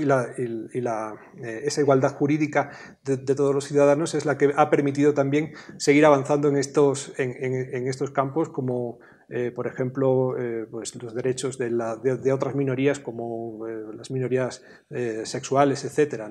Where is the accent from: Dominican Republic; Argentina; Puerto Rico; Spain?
Spain; yo vengo de España